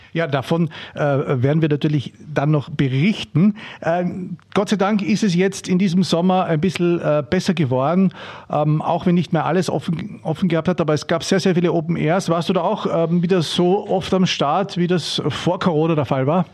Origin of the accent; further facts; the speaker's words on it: Austria; bei uns in Österreich